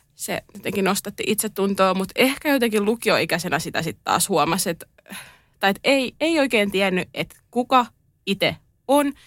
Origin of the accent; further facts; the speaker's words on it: Turku, Southwest Finland, Finland; Olen Turusta.